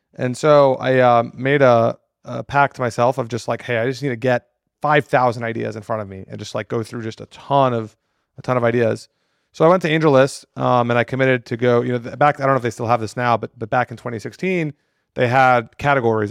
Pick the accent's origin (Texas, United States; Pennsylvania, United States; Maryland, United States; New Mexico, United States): Texas, United States; Austin; also born or lived in New York; born and raised in Austin